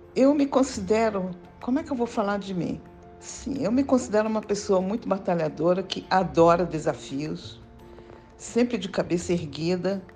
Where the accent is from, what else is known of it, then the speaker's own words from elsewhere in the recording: Brazil; first language German; Portuguese is a second language; also born or lived in Israel; de pais austríacos. E nós viemos para o Brasil em fevereiro de 1952